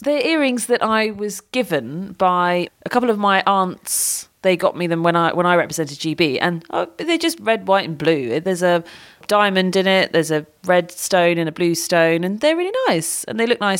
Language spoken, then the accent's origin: English; United Kingdom; as a Brit.